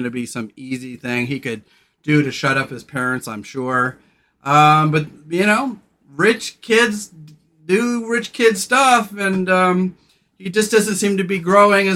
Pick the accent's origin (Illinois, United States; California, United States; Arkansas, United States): California, United States; I grew up in California